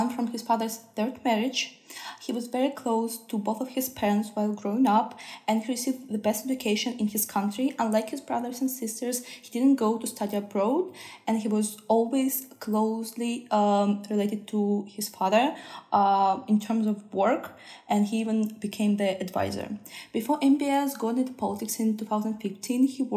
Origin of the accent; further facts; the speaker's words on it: Saint Petersburg, Russia; moved away; I come from Russia, St. Petersburg